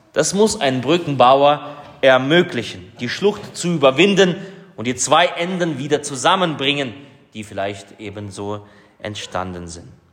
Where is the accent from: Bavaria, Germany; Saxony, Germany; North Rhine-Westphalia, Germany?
Saxony, Germany; Vogtland; bei uns im Vogtland